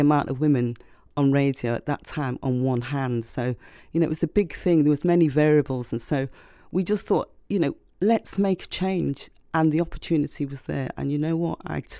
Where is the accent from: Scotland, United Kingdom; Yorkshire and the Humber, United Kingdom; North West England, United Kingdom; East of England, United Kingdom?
North West England, United Kingdom; Liverpool; now in London, United Kingdom; I'm from Liverpool originally. So when I first came to London and I was on the radio, I had to really learn very quickly how to change my accent so that people could understand me.